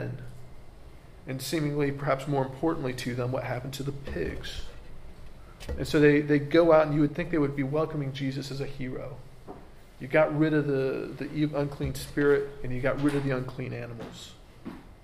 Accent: United States; As an American

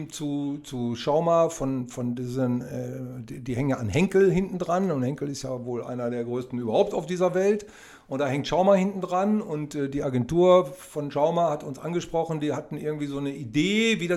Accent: Oerlinghausen, North Rhine-Westphalia, Germany; wir kommen aus Erlinghausen, das ist quasi ein Vorort von Bielefeld

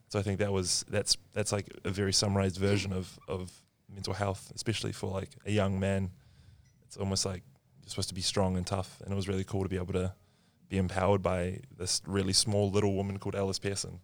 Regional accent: New Zealand; I'm from New Zealand

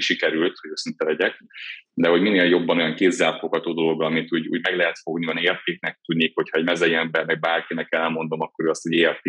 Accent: Miskolc, Borsod-Abaúj-Zemplén, Hungary; Miskolcon születtem, egy kicsi lakásban, édesapámmal, édesanyámmal laktam együtt bátyámmal

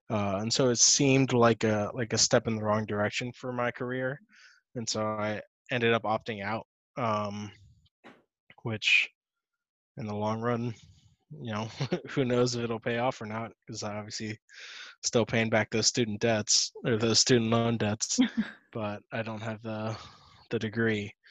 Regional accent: Miami, Florida, United States; born there; also born or lived in Charlotte; And I was born in Miami. I didn't want to go back there. I lived in Charlotte afterwards.

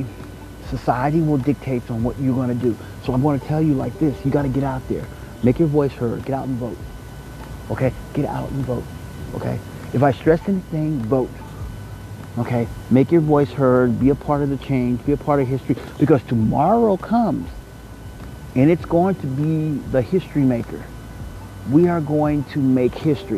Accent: Midwest, United States; moved away; I'm from the Midwest

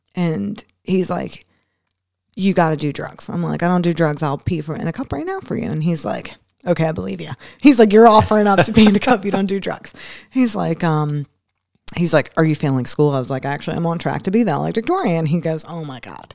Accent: Philadelphia, Pennsylvania, United States; moved away; also born or lived in Newport, Kentucky; growing up in Philadelphia

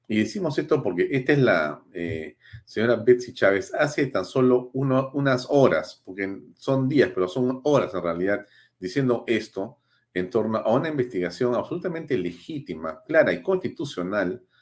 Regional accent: Peru; con quien tenemos evidentemente, como muchos peruanos, una distancia enorme en la forma en que se conduce pública y políticamente

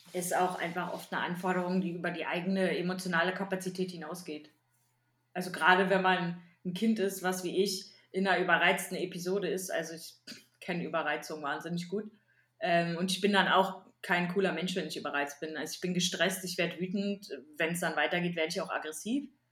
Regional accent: East Germany, Germany

